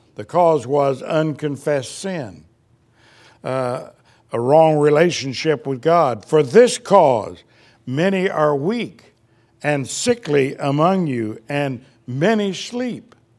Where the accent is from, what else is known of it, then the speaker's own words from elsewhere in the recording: Indiana, United States; moved away; we grew up in Indiana